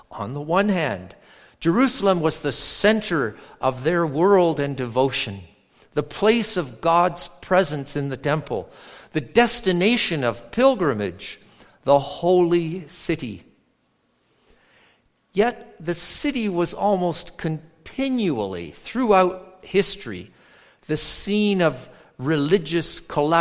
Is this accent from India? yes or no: no; near Toronto, Ontario, Canada; moved away; also born or lived in Edmonton, Alberta; I grew up near Toronto